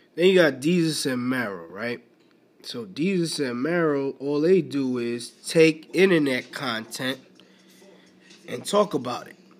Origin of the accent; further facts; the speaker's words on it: New York City, New York, United States; I grew up in the Bronx, in the boogie down Bronx in NY